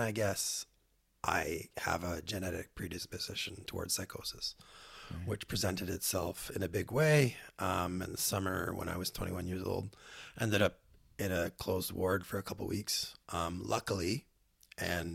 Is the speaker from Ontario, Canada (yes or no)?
yes; Ottawa, Ontario, Canada; moved away as an adult; also born or lived in Victoria, British Columbia; I grew up in Ottawa and moved from Ottawa to Victoria at the age of 18